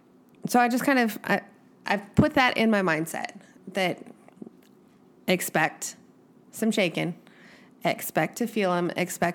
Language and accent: English; Arizona, United States; now in Ridgecrest, United States; I'm from Arizona? The earth doesn't shake there.